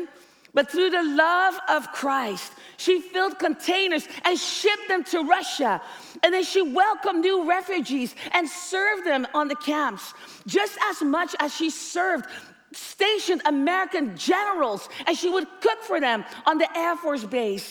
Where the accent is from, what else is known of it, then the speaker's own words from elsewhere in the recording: Netherlands; growing up in the Netherlands